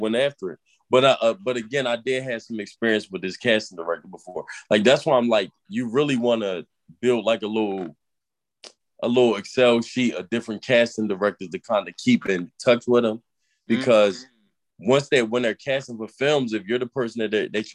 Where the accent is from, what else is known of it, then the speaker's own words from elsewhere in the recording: Baltimore, Maryland, United States; now in Philadelphia, United States; I'm actually I'm from Baltimore, but I live in Philly